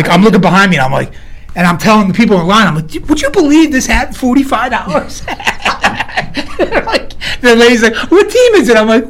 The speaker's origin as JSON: {"language": "English", "town": "Philadelphia", "region": "Pennsylvania", "country": "United States", "said": "I'm from Philly"}